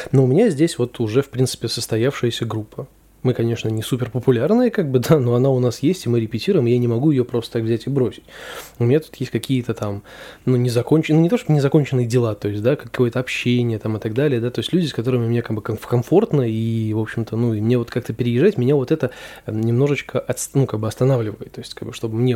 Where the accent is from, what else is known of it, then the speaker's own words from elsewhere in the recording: Saint Petersburg, Russia; Родился в Петербурге я, вырос в Петербурге, учился тоже в Петербурге. Я, соответственно, никуда не переезжал.